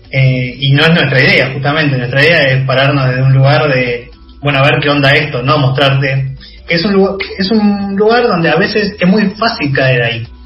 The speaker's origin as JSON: {"language": "Spanish", "town": "Berazategui", "region": "Buenos Aires Province", "country": "Argentina", "said": "yo soy de zona sur, pero soy de Berazategui, no soy de Quilmes."}